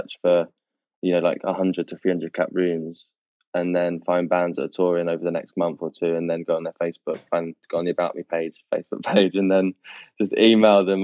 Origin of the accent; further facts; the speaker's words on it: United Kingdom; as a British person